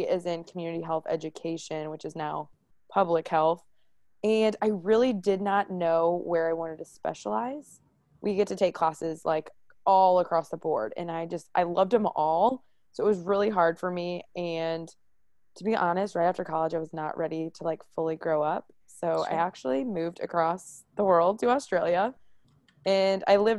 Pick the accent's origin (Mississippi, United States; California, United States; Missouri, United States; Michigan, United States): Missouri, United States; Maryland Heights; I am from the St. Louis area. I grew up in Maryland Heights.